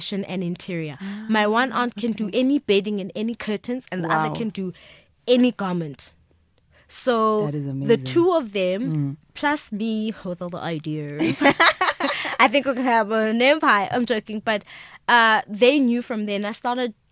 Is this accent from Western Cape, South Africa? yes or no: no; Soweto, Gauteng, South Africa; I literally grew up in Soweto, all over Soweto.